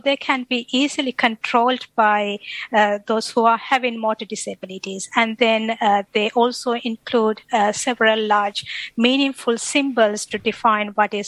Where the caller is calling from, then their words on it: Brisbane, Queensland, Australia; I'm connecting from Brisbane, so I'm attached to Robotics and Autonomous Systems Group at CSIRO